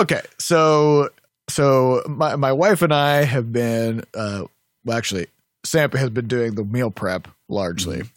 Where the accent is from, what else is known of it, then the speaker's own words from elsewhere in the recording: Midwest, United States; I'm from the Midwest